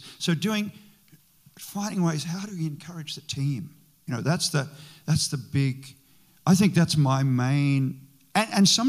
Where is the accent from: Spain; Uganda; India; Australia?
Australia; moved away as an adult; now in United States; my wife is from Australia, I'm from Australia